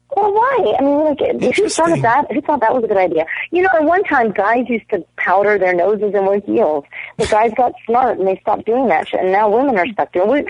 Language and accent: English; Toronto, Ontario, Canada; I'm from Toronto